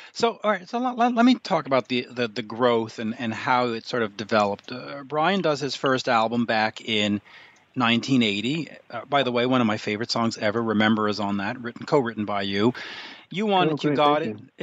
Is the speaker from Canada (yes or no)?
yes; Canada; as a Canadian